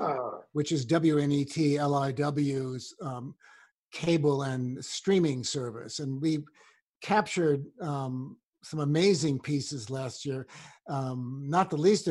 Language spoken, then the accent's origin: English; Washington, District of Columbia, United States; I grew up in another segregated town called Washington, D.C.